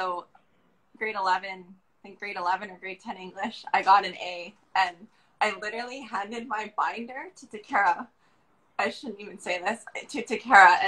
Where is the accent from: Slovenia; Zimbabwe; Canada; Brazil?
Canada; Kimberley, British Columbia; also born or lived in Japan; Merlin and I grew up in Kimberley